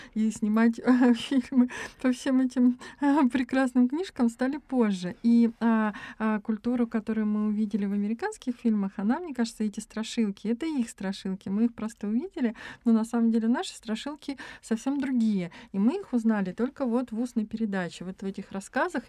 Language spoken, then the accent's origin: Russian; a stanitsa in Krasnodar Krai, Russia; moved away as an adult; now in Saint Petersburg, Russia; я э, вообще родилась в станице в Краснодарском крае. И э, я с ужасом думала о том, как я поеду в город